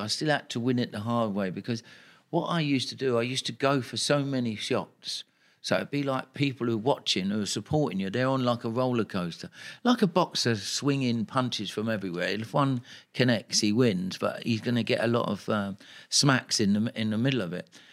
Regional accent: London, United Kingdom; I'm a kid from Tooting

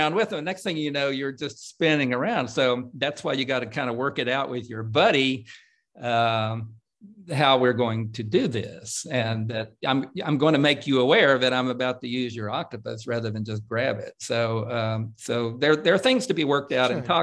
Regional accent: Coalwood, West Virginia, United States; moved away; my home state

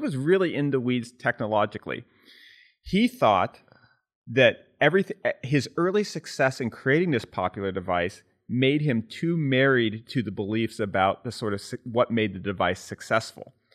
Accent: California, United States; growing up in California

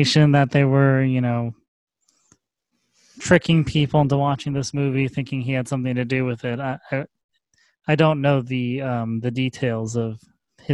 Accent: Midwest, United States; moved away; also born or lived in California; growing up outside of California in the Midwest

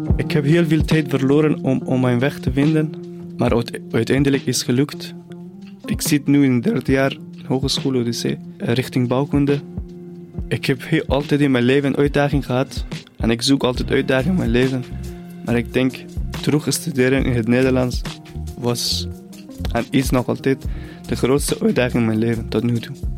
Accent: near the Caspian Sea, northern Iran, Iran; Dutch is a second language; moved away as an adult; now in Belgium; Ik ben opgegroeid in het noorden van Iran, dicht bij de Kaspische Zee

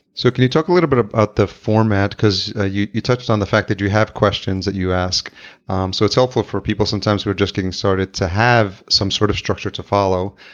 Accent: Yonkers, New York, United States; now in Minneapolis, United States; in Yonkers where I grew up

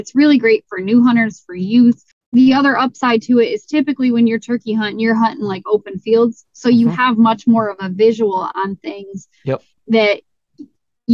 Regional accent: Michigan, United States; I was from Michigan, that I drove 24 hours for these Rios

